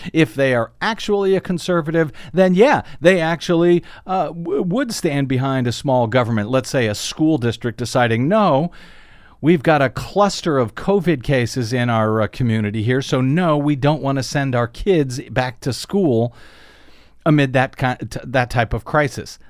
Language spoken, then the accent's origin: English; St. Louis, Missouri, United States; moved away; Saint Louis, Missouri, from my hometown